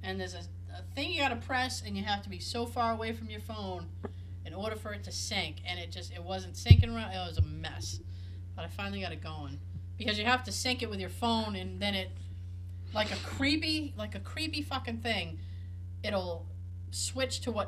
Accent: Boston, Massachusetts, United States; accent: Boston; my Boston accent

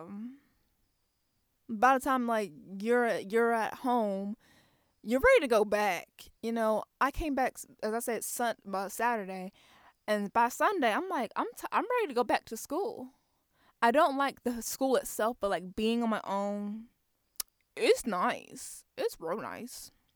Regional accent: Waldorf, Maryland, United States; I'm from Waldorf, Maryland. It's a small town.

